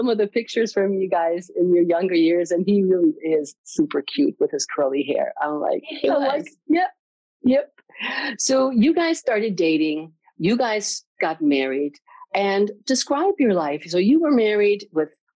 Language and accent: English; Germany; I'm from Germany